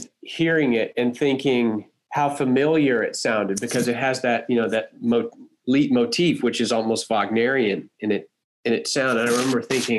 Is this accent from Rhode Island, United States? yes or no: no; Huntsville, Texas, United States; Yeah, Toby and I grew up mostly in Huntsville, which is north of Houston.